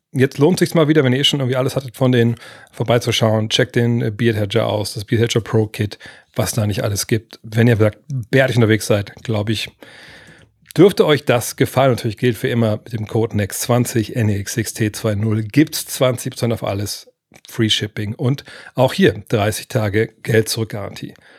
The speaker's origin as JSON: {"language": "German", "region": "Lower Saxony", "country": "Germany", "said": "also für mich als Niedersachse und einer, der in Wolfsburg sitzt"}